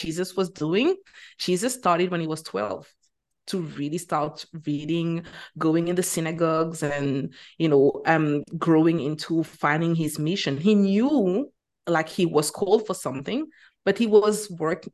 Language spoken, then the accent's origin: English; Martinique; moved away as an adult; also born or lived in Bahamas / United Kingdom; now in Qatar; I teach French because I am originally from Martinique, which is a French Caribbean island